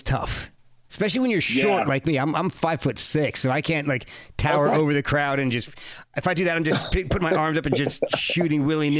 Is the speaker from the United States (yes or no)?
yes; New Jersey, United States; I grew up in New Jersey